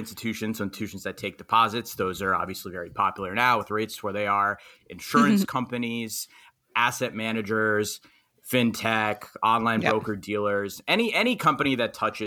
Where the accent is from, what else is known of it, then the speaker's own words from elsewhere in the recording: New York City, New York, United States; I'm from Queens, New York.